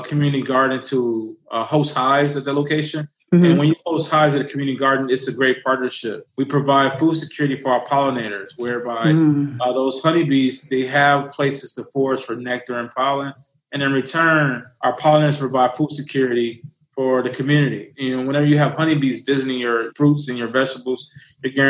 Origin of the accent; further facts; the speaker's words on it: Detroit, Michigan, United States; grew up on the northwest side of Detroit